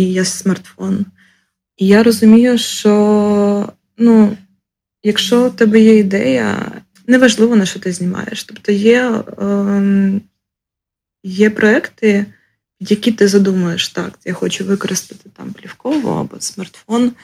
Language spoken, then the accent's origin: Ukrainian; Ukraine; also born or lived in Lviv / Zhytomyr; now in Kyiv, Ukraine; Народилася в селі, виросла в місті на 30 тисяч, потім жила у Львові, Житомирі, Києві